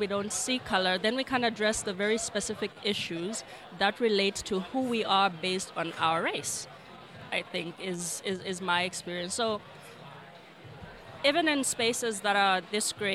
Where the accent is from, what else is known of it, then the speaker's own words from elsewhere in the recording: Lusaka, Lusaka Province, Zambia; I'm from Lusaka, Zambia